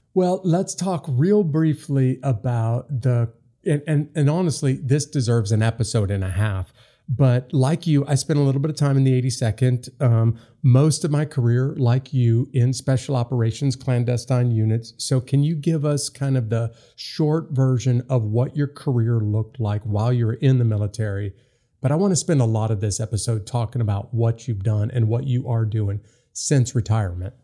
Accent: Upper Midwest, United States; I come from the upper Midwest too

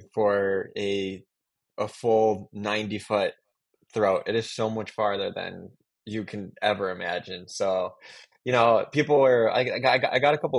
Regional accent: Chicago, Illinois, United States; moved away as an adult; also born or lived in Detroit, Michigan; now in Los Angeles, United States; So I moved to Chicago when I was about around 7 or 8.

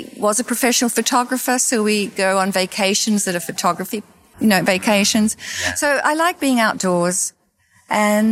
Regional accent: Australia; moved away as an adult; also born or lived in New York City, United States; now in Florida, United States; I grew up in Australia, and I grew up with vast open spaces

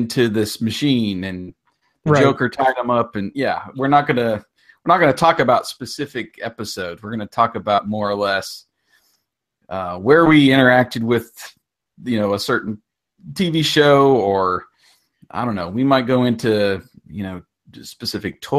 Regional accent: Curwensville, Pennsylvania, United States; moved away as an adult; also born or lived in Georgia / Montgomery; I grew up in a small town called Kerwinsville

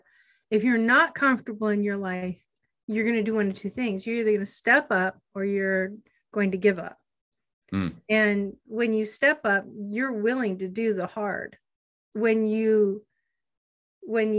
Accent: Erie, Pennsylvania, United States; also born or lived in Hawaii; I'm from Erie, PA. That's where I grew up, born and raised

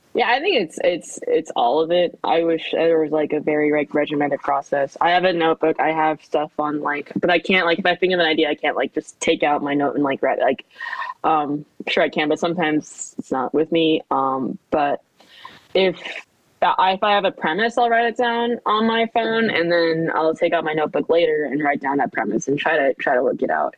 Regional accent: Southern California, United States; moved away as an adult; also born or lived in Korea / New Jersey / Midwest; now in Washington, D.C., United States; I grew up in Southern California

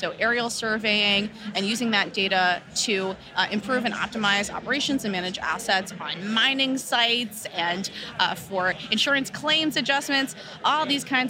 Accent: Los Angeles, California, United States; I'm born and raised in Los Angeles

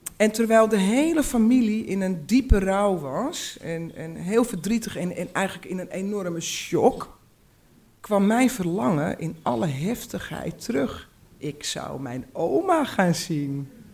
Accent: Uithoorn, North Holland, Netherlands; born or raised there; also born or lived in Amsterdam, Netherlands

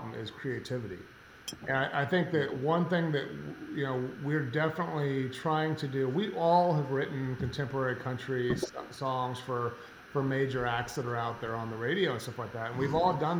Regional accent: Colorado, United States; now in Nashville, United States; I grew up in Colorado in the rodeo world

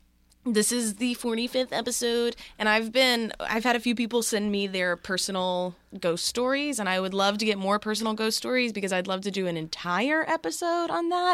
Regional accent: Australia; I'm 24 from Australia, and I'm currently playing catch up with your podcast

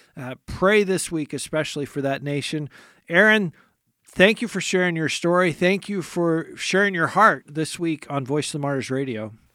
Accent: United States

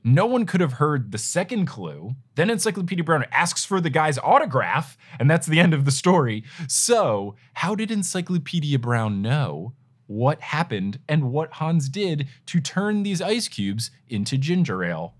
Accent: Jersey Shore, New Jersey, United States; I grew up on the Jersey Shore

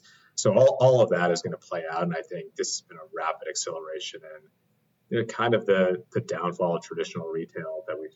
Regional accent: Chicago, Illinois, United States; now in Orange County, United States; I'm from Chicago

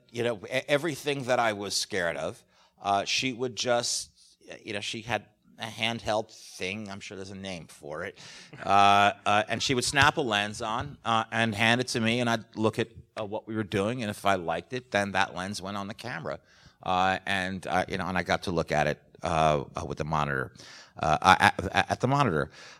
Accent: New York, United States; But I grew up in New York, and my parents took me to the theater all the time, starting from a very young age.

